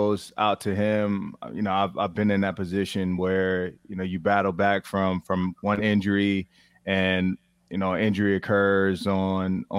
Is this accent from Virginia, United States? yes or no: yes; Virginia, United States; I'm from Virginia